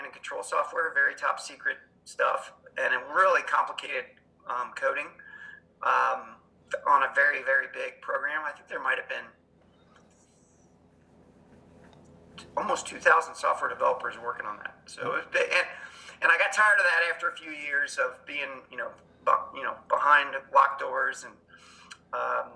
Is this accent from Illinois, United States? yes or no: no; Cincinnati, Ohio, United States; moved away as an adult; also born or lived in Penn State University, Pennsylvania; I grew up in Cincinnati, Ohio.